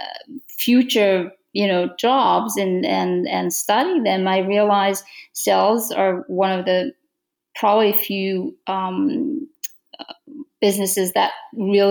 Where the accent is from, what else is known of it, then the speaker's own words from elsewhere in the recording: Romania; English is a second language; moved away as an adult; now in Toronto, Canada; I'm from Romania. I immigrated to Canada